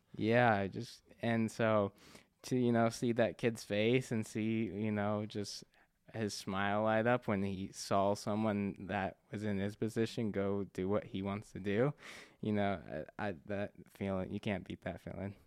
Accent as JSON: {"language": "English", "town": "Spokane", "region": "Washington", "country": "United States", "tie": "born or raised there", "said": "I was born here in Spokane, so, um, you know, I love Spokane"}